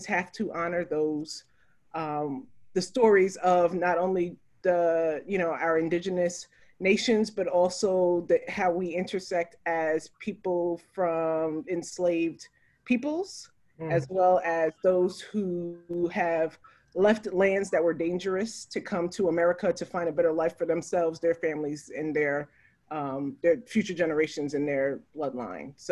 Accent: New York City, New York, United States; I grew up in New York City

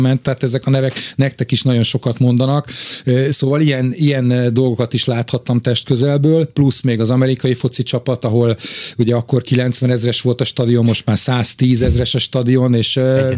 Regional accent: Budapest, Hungary; én jó magam városmajori srác vagyok, a szüleim a János Kórházhoz közel laktak, ott nőttem föl

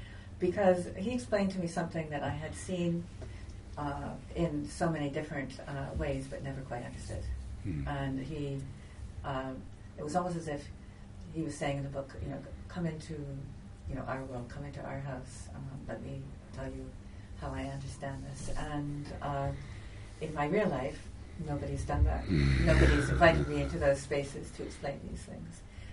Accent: Istanbul, Turkey; So I was so excited when it got to all the accidents on the Bosphorus, because I grew up on the Bosphorus and I remember those ships running aground.

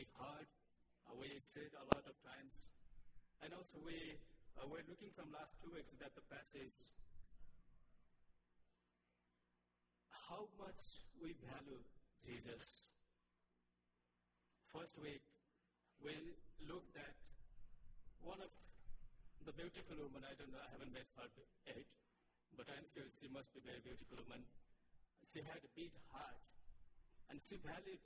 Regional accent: Nepal; moved away as an adult; I'm from Nepal

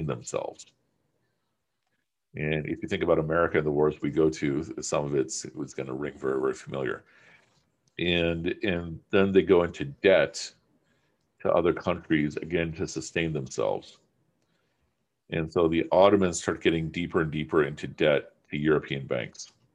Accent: Pakistan; I'm speaking as a Pakistani

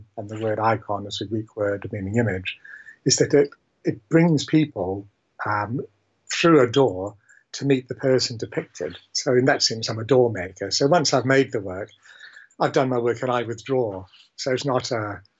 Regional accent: New Zealand; also born or lived in England; I was born in England but raised in New Zealand

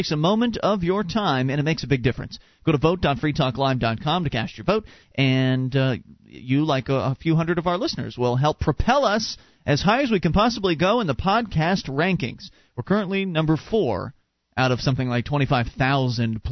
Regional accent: Sarasota, Florida, United States; moved away; we come from Sarasota, Florida, and there's a large Amish/Mennonite community

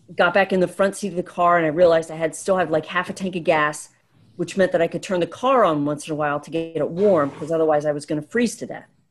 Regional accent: the Poconos, Pennsylvania, United States; I grew up in the Poconos

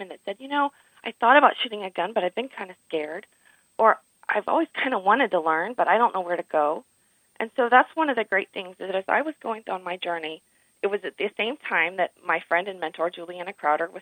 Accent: Dallas, Texas, United States; I grew up in Dallas. I grew up in a big city

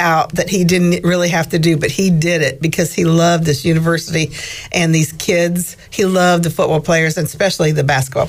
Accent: Midwest, United States; moved away; we're from Midwest.

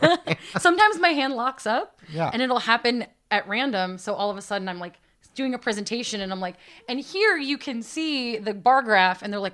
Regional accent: Connecticut, United States; moved away as an adult; now in Boston, United States; I grew up in the American Northeast. Okay. I am from Connecticut.

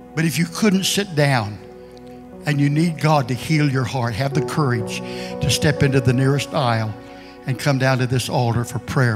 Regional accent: Kansas, United States; moved away as an adult; also born or lived in Philadelphia; I'm from Kansas, and I grew up in a, in a neighborhood that was just a one race neighborhood.

